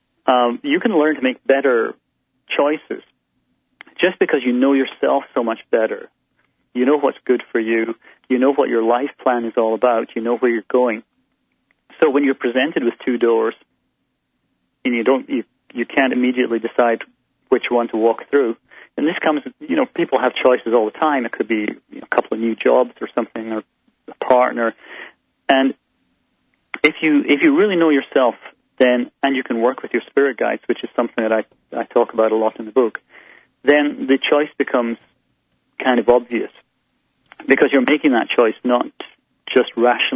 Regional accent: Scotland, United Kingdom; I grew up in Scotland

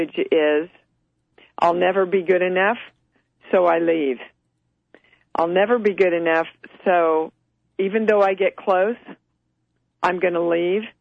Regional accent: Kansas, United States; moved away; from Kansas

